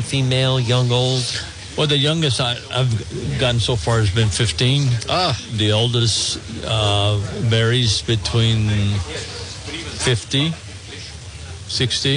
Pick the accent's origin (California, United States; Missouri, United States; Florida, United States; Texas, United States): Texas, United States; born or raised there